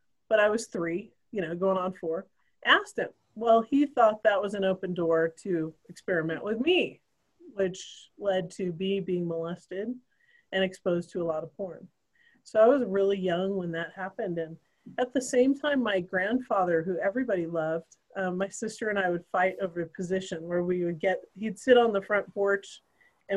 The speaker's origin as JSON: {"language": "English", "region": "Idaho", "country": "United States", "tie": "born or raised there", "said": "I grew up in Idaho"}